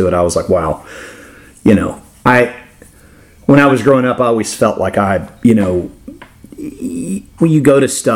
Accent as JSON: {"language": "English", "region": "Florida", "country": "United States", "tie": "born or raised there", "said": "I'm older and I grew up in Florida and saw a lot of cool stuff growing up"}